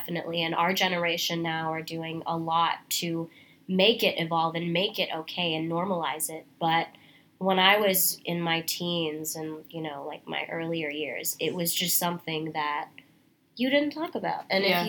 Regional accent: Singapore; also born or lived in New Delhi, India / Dubai, United Arab Emirates; now in New York, United States; I am a freelance actress from Singapore. I was born in New Delhi, India, and when I was 3, my family moved to Dubai because of my dad's job, and then when I was 8, we moved again to Singapore.

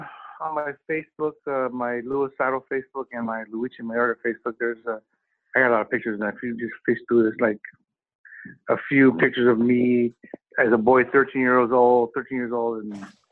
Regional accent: Venice Beach, California, United States; Venice Beach, California.

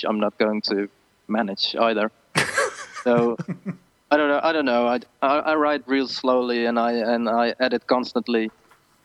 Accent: Netherlands; first language Dutch; English is a second language; we grow up with English

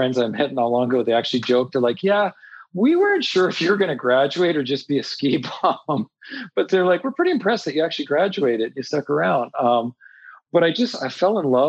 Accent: Montreal, Quebec, Canada; I grew up in Montreal and grew up in the city

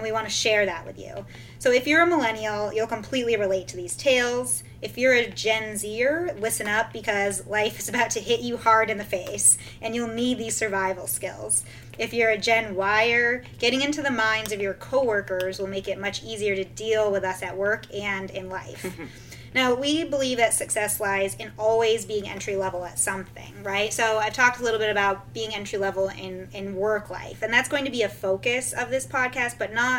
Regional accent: Vermont, United States; moved away as an adult; I grew up in Vermont, way up north.

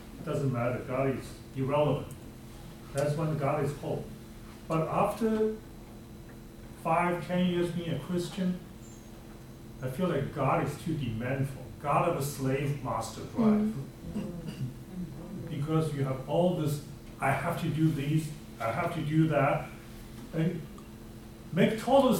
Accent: China; moved away as an adult; now in United States; I grew up in China

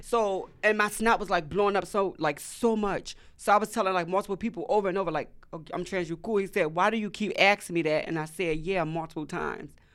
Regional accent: Washington, District of Columbia, United States; now in Atlanta, United States; I also wanna go back to my hometown, to the D M V

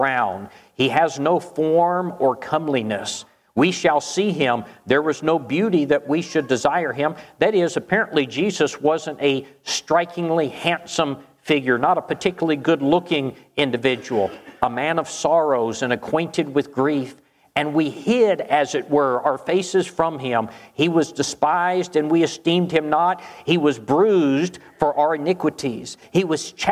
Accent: Charleston, South Carolina, United States; moved away; I was originally from Charleston

